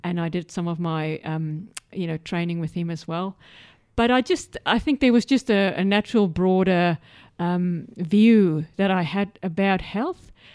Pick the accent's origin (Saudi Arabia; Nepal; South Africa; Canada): South Africa; moved away as an adult; also born or lived in United Kingdom / Middle East / Western District, Victoria, Australia; now in Australia; I'm from South Africa